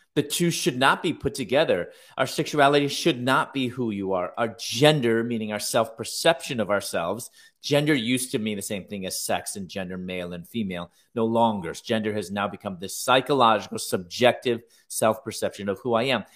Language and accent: English; Chicago, Illinois, United States; now in San Diego, United States; I'm originally from Chicago. I'm now living in San Diego now.